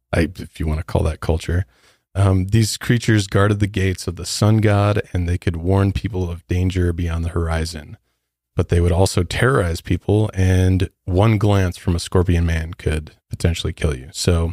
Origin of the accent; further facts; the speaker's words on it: Midwest, United States; I'm from the Midwest. So we don't even have something like that.